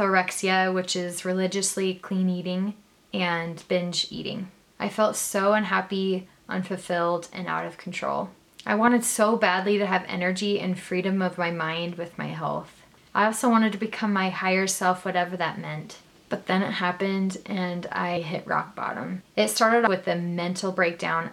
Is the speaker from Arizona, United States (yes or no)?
yes; Arizona, United States; now in Utah, United States; So I was born and raised in Arizona, but I'm currently living in Utah